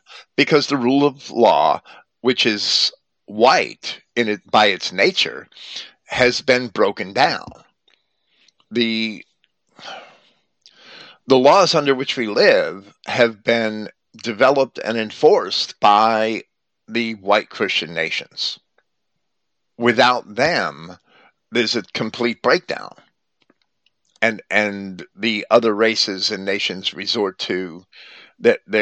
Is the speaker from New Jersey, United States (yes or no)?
yes; Jersey City, New Jersey, United States; when I was a child growing up in Jersey City, we had no-go areas